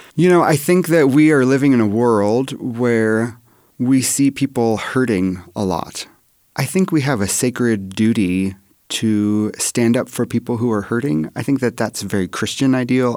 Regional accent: Oregon, United States; I'm from Oregon

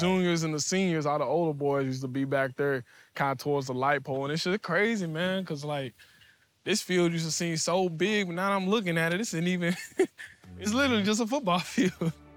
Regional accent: Louisville, Kentucky, United States; Born and raised in Louisville, Kentucky

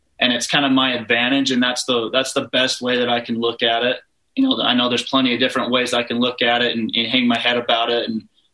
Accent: Pleasant Grove, Utah, United States; my hometown, Pleasant Grove

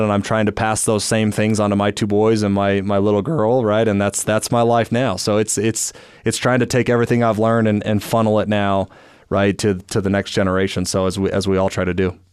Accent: Orem, Utah, United States; I grew up here in Orem, Utah

